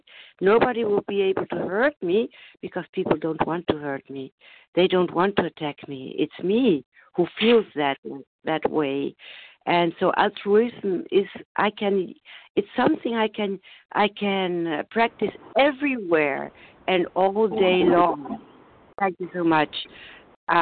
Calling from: Germany; I'm calling from Germany.

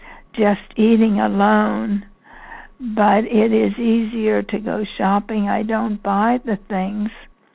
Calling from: Pennsylvania, United States; from Pennsylvania.

